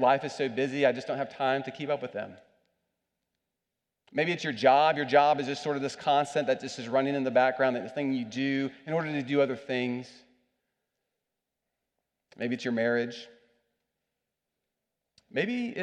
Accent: United States; I'm an American

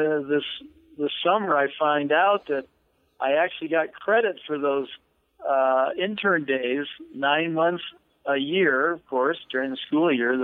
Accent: Wyoming, United States; I love the state of Wyoming. It's my home state

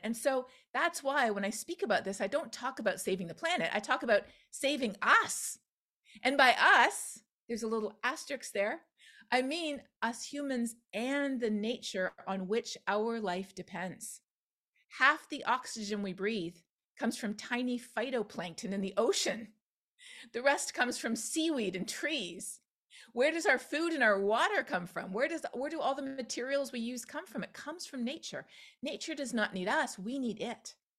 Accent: Canada; now in Texas, United States; We see them where I live in the United States. We see them in my home country of Canada

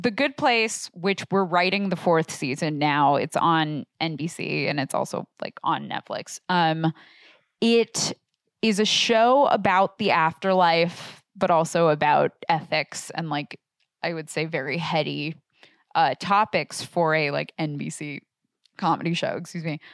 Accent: Portland, Oregon, United States; I grew up in Portland, Oregon

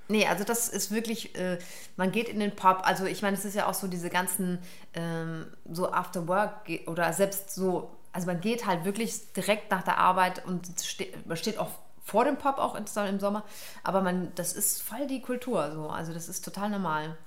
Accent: Karlsruhe, Baden-Württemberg, Germany; meine Mutter ist Irin, mein Vater ist Pakistani, die haben sich in Hamburg kennengelernt und mich in Karlsruhe produziert

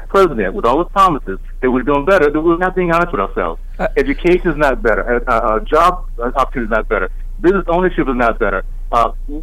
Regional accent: Tallahassee, Florida, United States; I grew up in Tallahassee, Florida, demonstrating in seventh grade at a Florida State Theater where I could not go into the theater

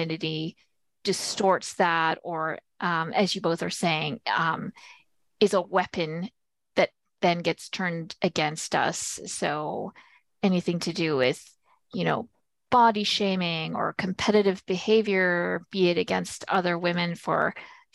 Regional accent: Manitoba, Canada; I hail from Manitoba. I'm a proud little prairie flower

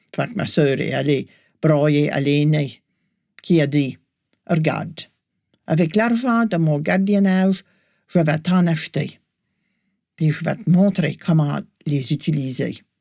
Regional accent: New Brunswick, Canada; j'ai grandi au Nouveau-Brunswick

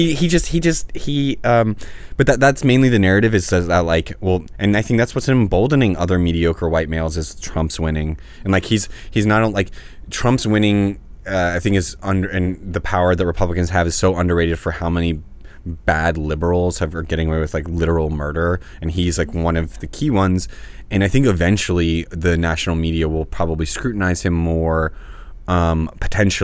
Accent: New Orleans, Louisiana, United States; now in Los Angeles, United States; one of them from my hometown, Mitch Landrieu

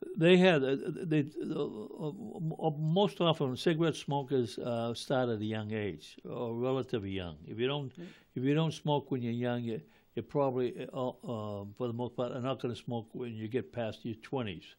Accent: Malden, Massachusetts, United States; I grew up in Ward Seven as well

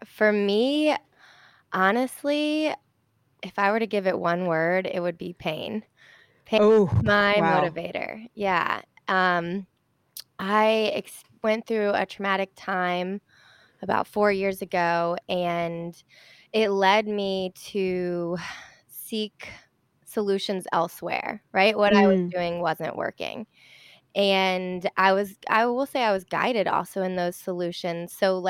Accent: Charlotte, North Carolina, United States; Oh my God, that's so funny. I'm from Charlotte.

